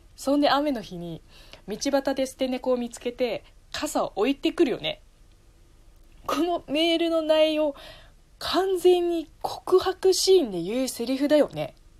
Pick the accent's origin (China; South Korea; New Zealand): China; first language Chinese; Japanese is a second language; moved away as an adult; now in Japan